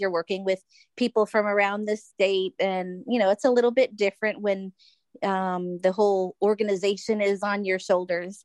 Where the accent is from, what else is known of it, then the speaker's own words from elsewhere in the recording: Florida, United States; moved away; I'm originally from Florida. Uh, still, my whole family's still there